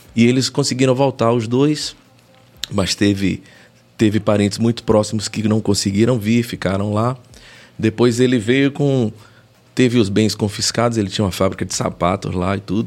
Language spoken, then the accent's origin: Portuguese; Brazil; nós somos brasileiros